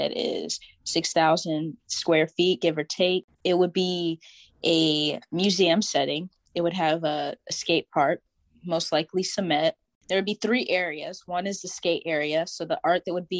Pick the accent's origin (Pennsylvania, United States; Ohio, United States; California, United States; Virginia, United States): Virginia, United States; Tidewater; I'm from the Tidewater